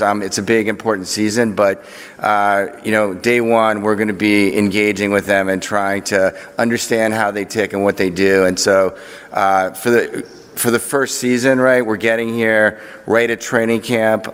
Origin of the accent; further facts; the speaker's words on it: Chevy Chase, Maryland, United States; also born or lived in Washington, D.C.; as a youth growing up in Washington